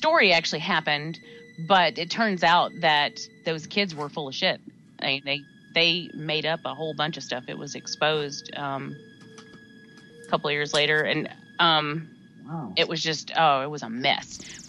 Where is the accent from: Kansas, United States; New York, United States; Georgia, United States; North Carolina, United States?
Georgia, United States; Atlanta; I was growing up in South Atlanta during the Atlanta child murders, the Wayne Williams debacle thing.